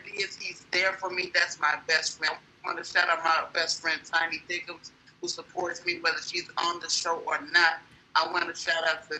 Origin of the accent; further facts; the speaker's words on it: Chicago, Illinois, United States; I'm from the South Side.